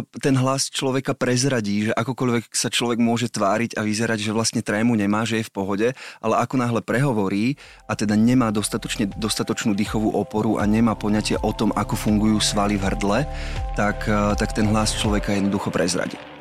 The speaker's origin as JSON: {"language": "Slovak", "town": "Malacky", "region": "Bratislava Region", "country": "Slovakia", "said": "som z Malaciek"}